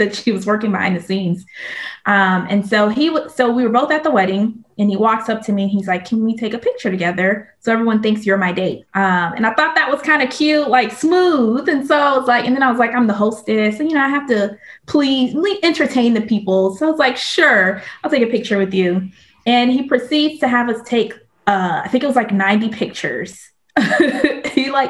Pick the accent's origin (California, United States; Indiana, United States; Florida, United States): Florida, United States; Miami; moved away as an adult; now in Carrollton, United States; I'm from Miami, Florida, though I know Florida has embarrassed us recently. So a lot of people are not claiming the state of Florida, especially Miami. but that's where I was born and raised